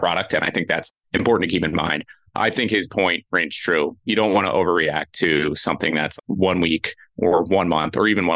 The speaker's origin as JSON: {"language": "English", "region": "New York area", "country": "United States", "tie": "born or raised there", "said": "Growing up in the New York area"}